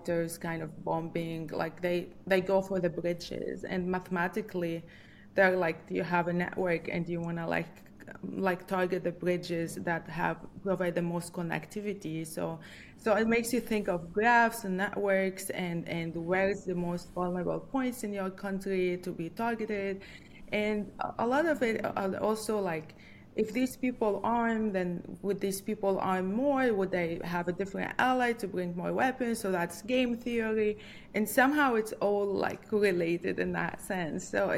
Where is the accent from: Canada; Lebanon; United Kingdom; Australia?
Lebanon; moved away as an adult; also born or lived in New York City, United States / Ann Arbor, Michigan, United States; now in Virginia, United States; I'm from Lebanon, and Lebanon has always been a country with a lot of conflict.